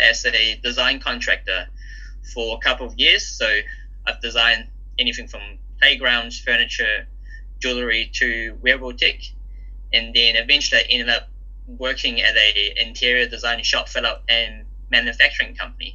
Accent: New Zealand; also born or lived in Hong Kong; I was born in Hong Kong. Me and my family moved to New Zealand when I was about 7.

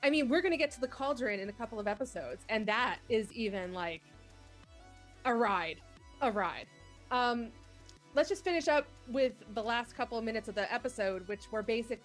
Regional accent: Long Island, New York, United States; I'm from Long Island

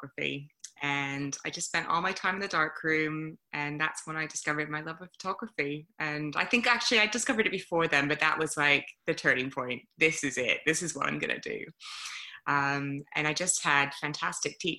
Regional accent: Toronto, Ontario, Canada; moved away as an adult; now in United Kingdom; I'm from Canada originally, but I've been in the UK for 16 years now, 17, something like that. And so I grew up in Toronto, great city

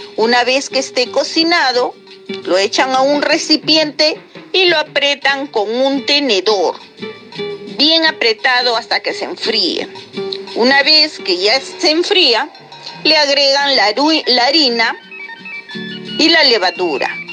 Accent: Lima, Peru; de Lima

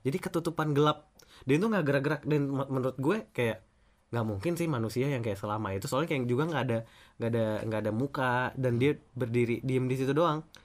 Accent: Kalimantan, Indonesia; also born or lived in South Sulawesi; gue uh, lahir dan besar di Kalimantan, yeah. keluarga gue sebenarnya dari Sulawesi Selatan

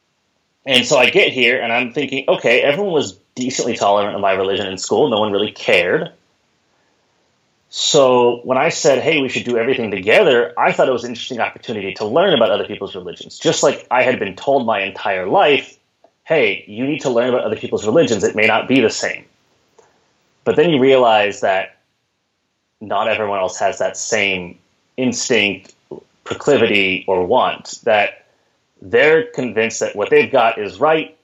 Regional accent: Houston, Texas, United States; moved away as an adult; now in Seattle, United States; I grew up in Texas

